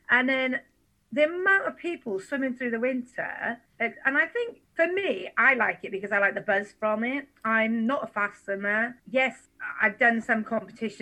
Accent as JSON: {"language": "English", "area": "Stoneybridge", "region": "Wales", "country": "United Kingdom", "tie": "born or raised there", "lives_now": "Merthyr Tydfil, United Kingdom", "said": "I grew up in Stony Bridge"}